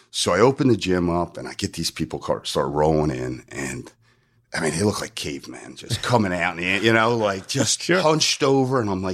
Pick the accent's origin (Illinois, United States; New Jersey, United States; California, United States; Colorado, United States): New Jersey, United States; I moved from South Jersey to North Jersey to go to college. And it's almost like two different states. And they would make fun of the O's that are home and phone.